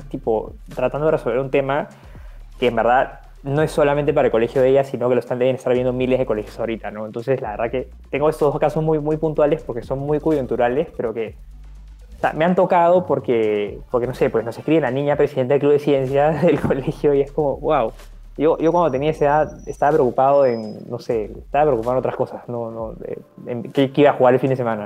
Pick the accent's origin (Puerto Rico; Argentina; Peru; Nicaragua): Peru; en mi país